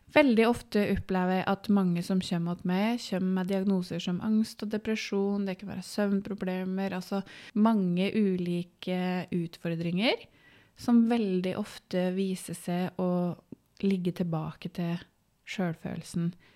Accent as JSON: {"language": "Norwegian", "town": "Vågå", "region": "Innlandet", "country": "Norway", "moved": "as an adult", "lives_now": "Biri, Norway", "said": "så er jeg fra Gudbrandsdalen, fra Vågå, og fant kjærligheten på Biri for 13 år sia og bor"}